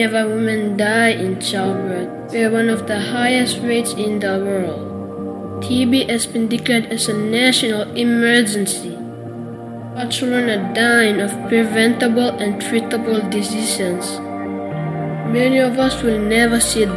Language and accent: English; Papua New Guinea; I come from Papua New Guinea. I love my country.